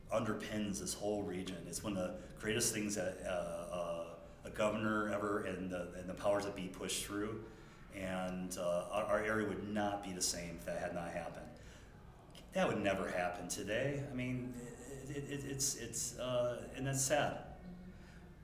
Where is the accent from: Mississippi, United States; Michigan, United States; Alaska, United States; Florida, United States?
Michigan, United States; also born or lived in Germany / Italy; I come from a town in Michigan, as they would call it